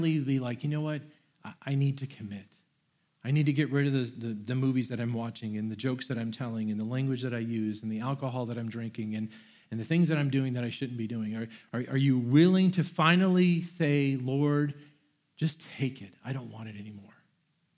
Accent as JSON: {"language": "English", "region": "Florida", "country": "United States", "said": "I am from Florida. I had never seen snow before"}